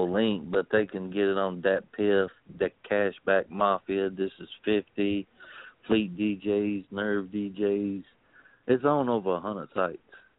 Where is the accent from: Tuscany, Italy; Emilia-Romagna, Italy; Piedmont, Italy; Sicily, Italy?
Sicily, Italy; Yeah, well, I'm from Sicily.